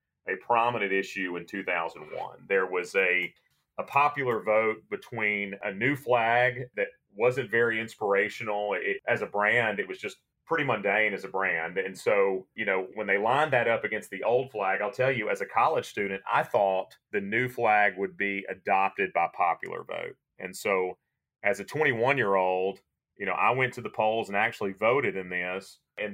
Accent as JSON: {"language": "English", "town": "Jackson", "region": "Mississippi", "country": "United States", "tie": "born or raised there", "said": "I'm a sixth generation Mississippian and at Jackson native. I grew up around downtown Jackson"}